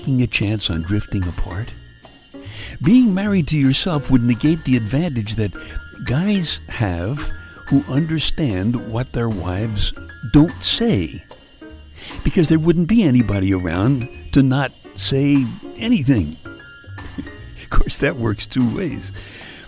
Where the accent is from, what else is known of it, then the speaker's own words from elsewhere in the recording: New York City, New York, United States; I was born and brought up in Brooklyn